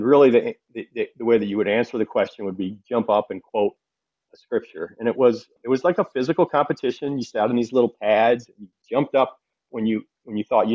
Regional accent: Flint, Michigan, United States; I grew up in Flint, Michigan, in a blue-collar east side of town area

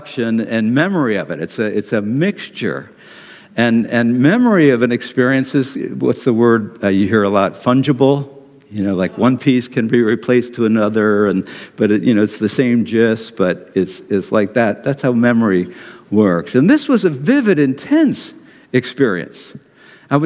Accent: Detroit, Michigan, United States; moved away; also born or lived in Ann Arbor; I was from Detroit

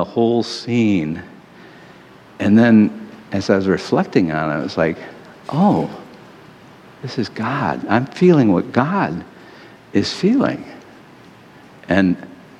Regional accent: Detroit, Michigan, United States; I'm from Detroit

